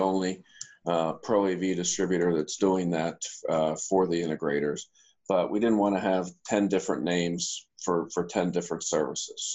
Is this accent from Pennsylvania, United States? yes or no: yes; Pittsburgh, Pennsylvania, United States; moved away; also born or lived in Maryland; That's my hometown